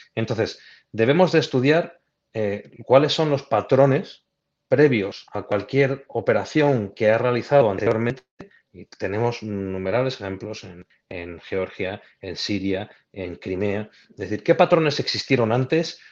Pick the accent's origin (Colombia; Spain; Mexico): Spain; soy español